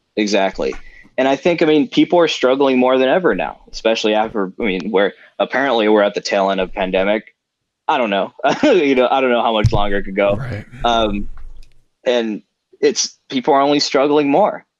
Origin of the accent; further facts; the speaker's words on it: South Gate, California, United States; South Central, where I grew up in Southgate